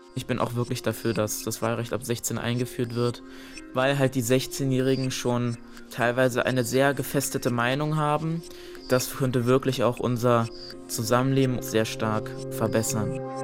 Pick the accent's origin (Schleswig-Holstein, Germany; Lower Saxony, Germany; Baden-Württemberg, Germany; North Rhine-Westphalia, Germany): Baden-Württemberg, Germany; Karlsruhe; Ich wurde 2008 in Karlsruhe geboren.